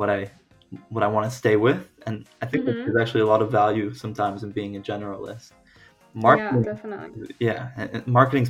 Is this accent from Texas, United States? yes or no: yes; Dallas, Texas, United States; moved away as an adult; now in Washington, D.C., United States; I grew up in Dallas. I elementary, middle school, high school. I did all of that there